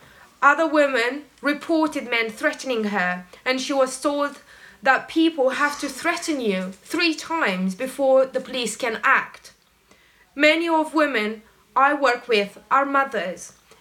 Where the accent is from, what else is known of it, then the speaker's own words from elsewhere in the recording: Romania; now in London, United Kingdom; I came to the UK from Romania to escape violence from my father.